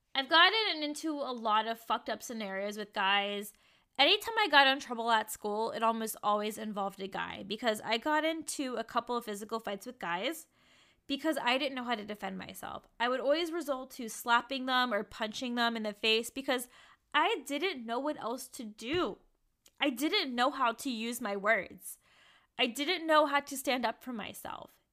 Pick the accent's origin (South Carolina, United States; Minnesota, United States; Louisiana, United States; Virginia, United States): Virginia, United States; Richmond; moved away as an adult; also born or lived in Kentucky; Richmond, Virginia has been a huge triggering place for me because I had a bad childhood